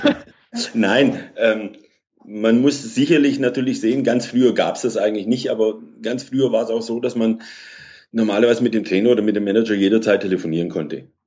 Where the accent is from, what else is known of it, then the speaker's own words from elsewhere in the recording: Kirchheim unter Teck, Baden-Württemberg, Germany; also born or lived in Munich / Greece; Bin dann, seit ich vier bin, äh, wieder in Deutschland, bin in der Nähe von Stuttgart groß geworden, in Kirchheim Tech